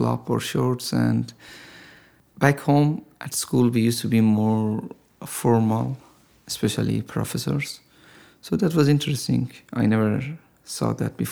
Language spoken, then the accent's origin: English; Tehran, Tehran Province, Iran; moved away as an adult; now in San Diego, United States; But I was born and raised in Tehran, and a significant part of my life, youth, was spent there.